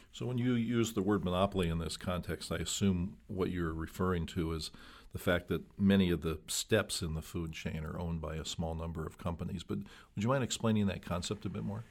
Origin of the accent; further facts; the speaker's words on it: Midwest, United States; I grew up in the Midwest